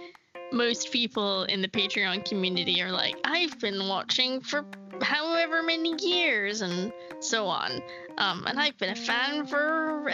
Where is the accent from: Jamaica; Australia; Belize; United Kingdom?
United Kingdom; Scotland; we're from Scotland